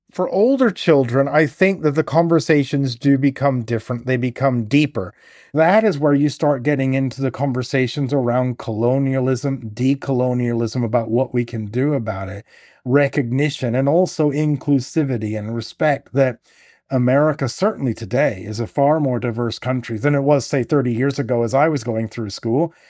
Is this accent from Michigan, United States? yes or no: no; Oklahoma, United States; now in England; I grew up in Oklahoma